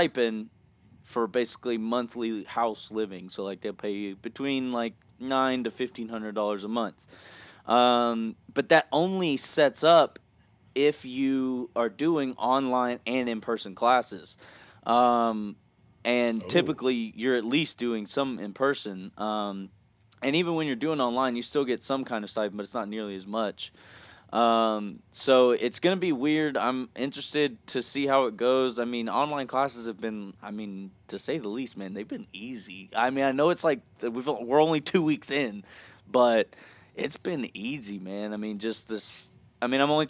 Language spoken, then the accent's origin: English; the South, United States; also born or lived in New Jersey; I am from the South though, so I do use some slang